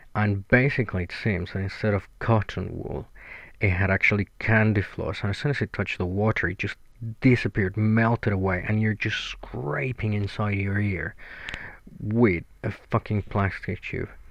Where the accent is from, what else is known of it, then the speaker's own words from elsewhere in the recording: Mexico; moved away as an adult; now in United Kingdom; I'm originally from Mexico. I've been in the UK for nine years now